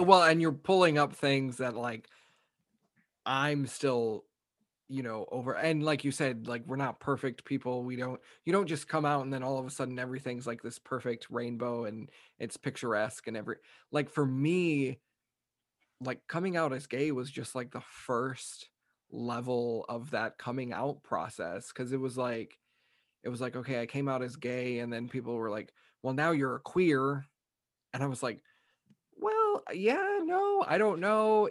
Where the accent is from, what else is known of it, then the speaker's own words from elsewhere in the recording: Texas, United States; me growing up in Texas